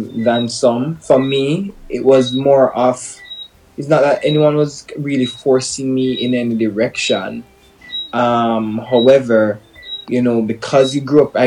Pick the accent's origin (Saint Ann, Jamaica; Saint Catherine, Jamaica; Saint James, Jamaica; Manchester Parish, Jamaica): Manchester Parish, Jamaica; I grew up like any other Jamaican child. My parents were abroad, grew up with my grandmother. Pretty simple life growing up in Manchester.